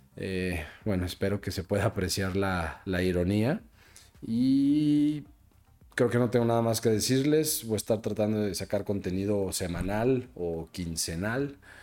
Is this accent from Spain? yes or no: no; Mexico; yo soy un cuate mexicano